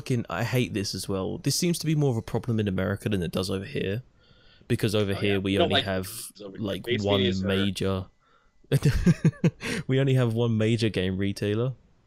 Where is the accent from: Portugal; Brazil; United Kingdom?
United Kingdom; I don't even get a face beanie because I'm British.